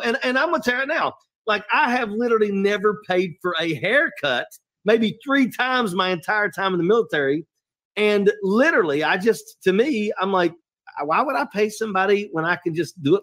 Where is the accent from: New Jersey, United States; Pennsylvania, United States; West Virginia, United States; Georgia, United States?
West Virginia, United States; I'm from West Virginia